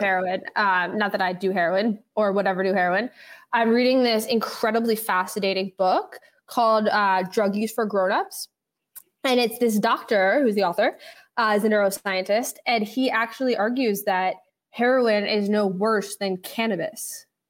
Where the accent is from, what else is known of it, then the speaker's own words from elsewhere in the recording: New York City, New York, United States; I grew up in the West Village with my dad